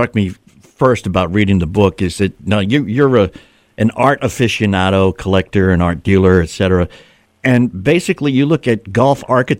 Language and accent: English; New England, United States; One of my favorite basketball teams I grew up in New England was the Boston Celtics